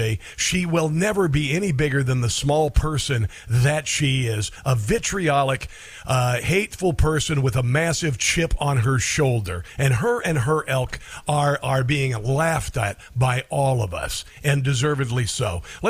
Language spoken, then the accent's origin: English; Neola, Iowa, United States; moved away; I grew up in Iowa. And I worked side by side in fields with brown people. I didn't think twice about working with brown people. In my hometown of Neola, Iowa, there was one doctor.